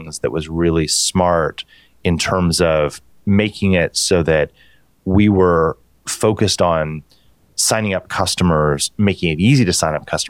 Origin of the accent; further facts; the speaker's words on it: Utah, United States; now in San Francisco, United States; I grew up in Utah